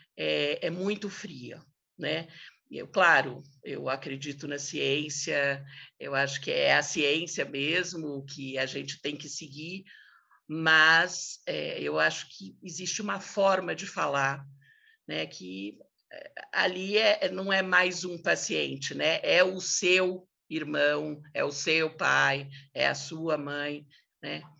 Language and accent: Portuguese; São Paulo, Brazil; a gente cresceu no Alto de Pinheiro